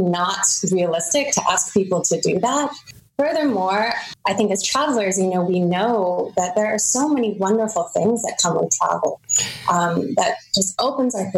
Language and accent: English; United States; now in Germany; myself as an American who lives in Germany